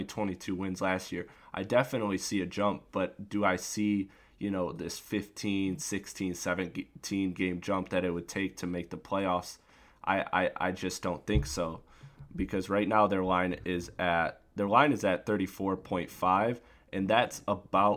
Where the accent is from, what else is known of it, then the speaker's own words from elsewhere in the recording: Detroit, Michigan, United States; my hometown team, the Detroit Pistons